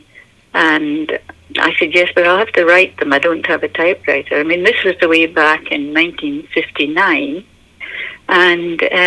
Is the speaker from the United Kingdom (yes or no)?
yes; Inverness, Scotland, United Kingdom; moved away; also born or lived in Aberdeenshire, Scotland / India / Spain; I was born in Aberdeenshire in Scotland, and then we moved up to Inverness